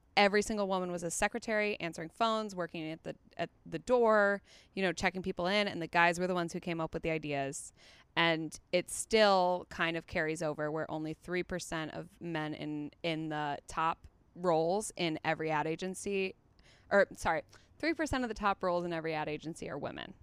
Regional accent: Chicago, Illinois, United States; moved away as an adult; also born or lived in East Coast / Australia / England; now in Los Angeles, United States; second grade, Chicago on until I moved here

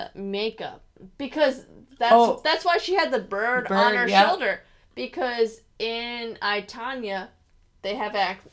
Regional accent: New Jersey, United States; I'm from New Jersey

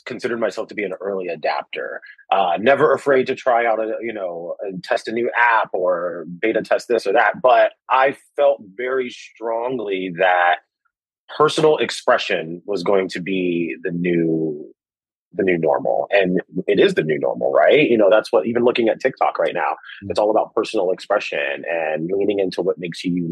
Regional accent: Washington, District of Columbia, United States; moved away as an adult; also born or lived in New York; Growing up in Washington, D.C., political environment, lots of journalism happening

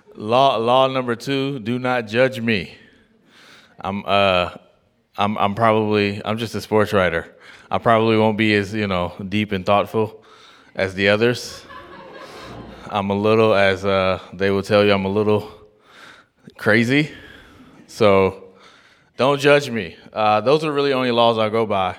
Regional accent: Oakland, California, United States; also born or lived in Atlanta; I grew up in Oakland, and I went to Oakland Tech

